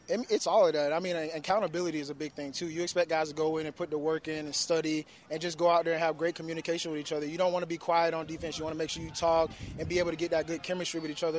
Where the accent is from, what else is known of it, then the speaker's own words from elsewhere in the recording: Florida, United States; now in Houston, United States; I'm from Florida, so I love the South, so being back here feels like home to me